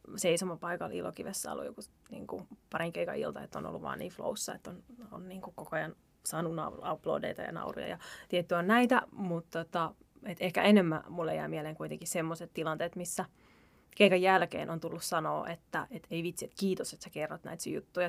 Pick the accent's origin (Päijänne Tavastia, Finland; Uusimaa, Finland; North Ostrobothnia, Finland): Uusimaa, Finland; Helsinki; mä oon asunut, mä oon Pesalasta kotosin.